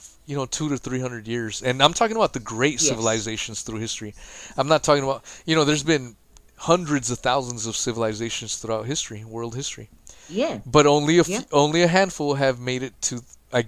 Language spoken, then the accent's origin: English; United States; being an American myself